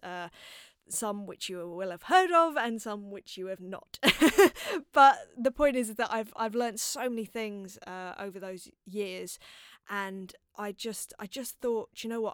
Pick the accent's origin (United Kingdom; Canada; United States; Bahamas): United Kingdom; London; growing up in North London and, uh, in a place called Palmer's Green